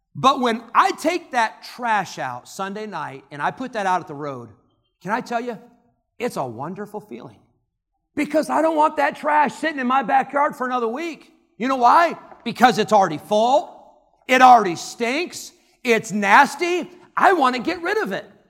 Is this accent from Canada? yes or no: no; Illinois, United States; I grew up in Illinois